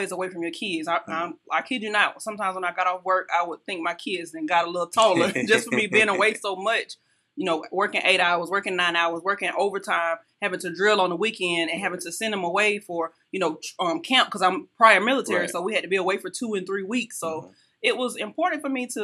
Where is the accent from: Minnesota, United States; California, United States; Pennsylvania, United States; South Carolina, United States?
South Carolina, United States; Union; now in Columbia, United States; Life growing up in Union was easy